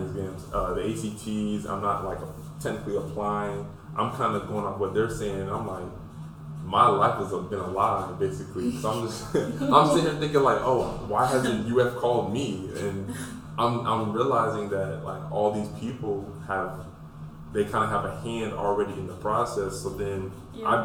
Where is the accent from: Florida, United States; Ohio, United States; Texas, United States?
Florida, United States; Pensacola; I'm from Pensacola